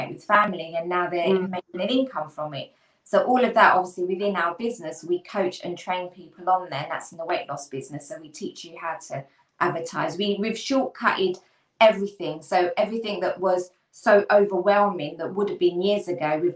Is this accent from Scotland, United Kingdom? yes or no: no; London, United Kingdom; I'm from Hackney, East London.